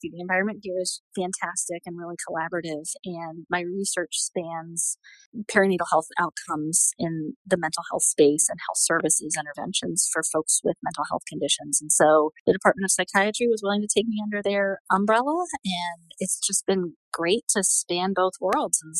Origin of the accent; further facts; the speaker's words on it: Southeast, United States; accent: Southern; So I grew up in the Southeast, but I've worked really hard to get rid of my Southern accent.